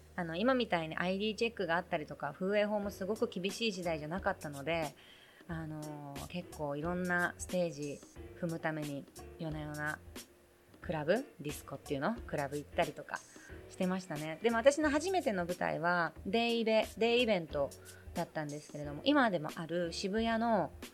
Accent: Tokyo, Japan; 生まれ育ちそして今も一応拠点を置いています東京

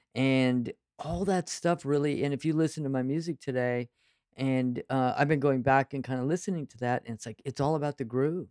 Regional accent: Central Valley of California, United States; I grew up in the Central Valley of California

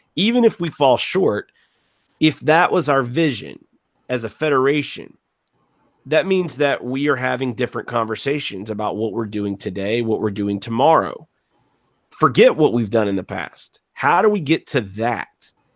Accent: Gulf Coast, United States; I, I'm from the Gulf Coast

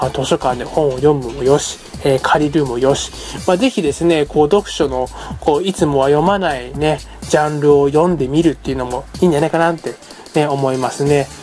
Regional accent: Hiroshima, Japan; まあ僕ここ広島の出身でですね

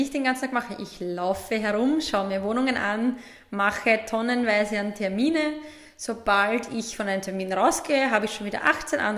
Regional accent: Burgenland, Austria; aus genau. dem schönen Burgenland.

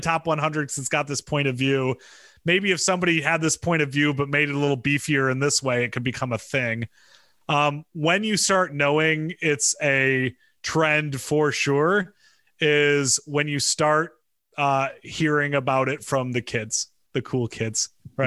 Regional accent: Michigan, United States; moved away; I grew up in Michigan

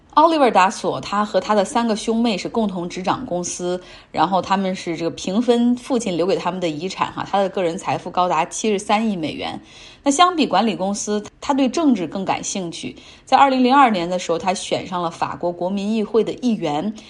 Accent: China; 我们中国人对他有一个更加熟悉的名字哈

